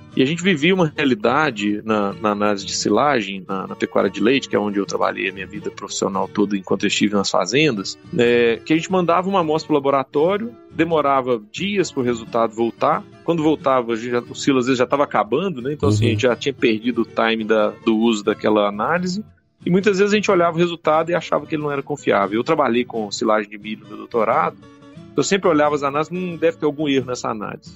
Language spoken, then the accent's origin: Portuguese; Minas Gerais, Brazil; eu sou mineiro, sou médico veterinário